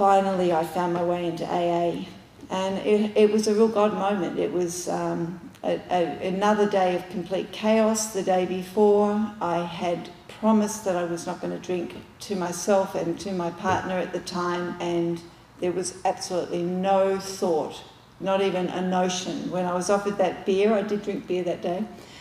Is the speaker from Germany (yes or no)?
no; Australia; moved away; I'm Australian